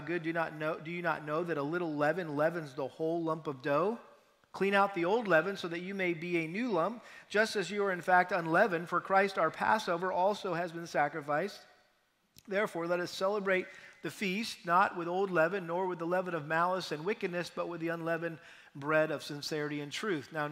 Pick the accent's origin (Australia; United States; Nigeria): United States; New England; moved away; I'm from New England